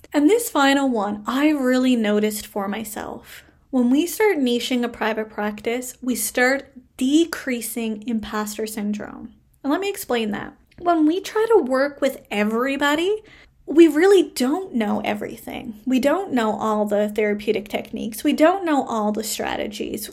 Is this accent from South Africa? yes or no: no; Canada; I am a Canadian social worker